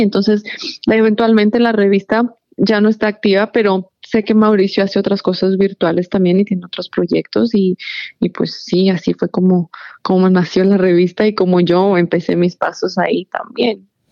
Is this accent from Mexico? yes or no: no; Ecuador; moved away as an adult; now in Maryland, United States; yo en realidad me crié y crecí en Ecuador toda mi vida. Cuando yo me mudé para el área de, Maryland, yo ya tenía 21 años